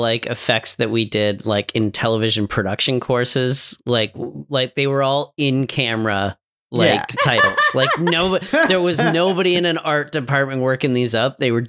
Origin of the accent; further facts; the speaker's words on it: Canada; I'm Canadian.